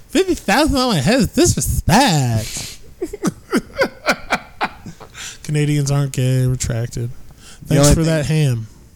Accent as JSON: {"language": "English", "region": "Ohio", "country": "United States", "said": "we're from Ohio."}